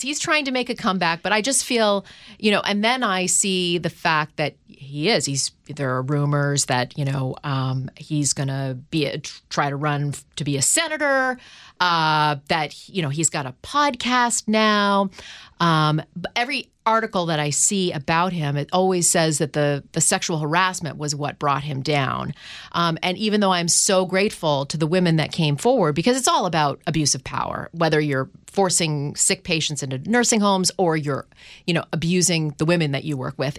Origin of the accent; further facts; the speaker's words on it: Canada; now in United States; I'm from Canada. I mean, so I'm from a socialist country.